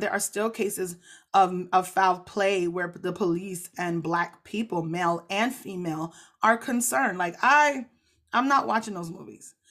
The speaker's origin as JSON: {"language": "English", "country": "Jamaica", "said": "I'm so Jamaican"}